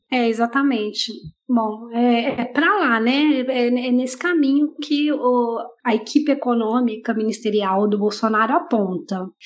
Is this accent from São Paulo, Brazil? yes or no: no; Minas Gerais, Brazil; now in Chile; na minha cidade natal, né, Minas Gerais